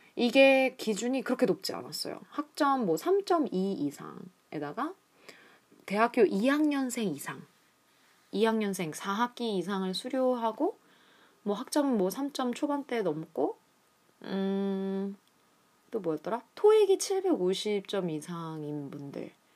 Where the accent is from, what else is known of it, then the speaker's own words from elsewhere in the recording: Seoul, South Korea; moved away as an adult; 저는 한국 서울에서 태어나고 자랐습니다.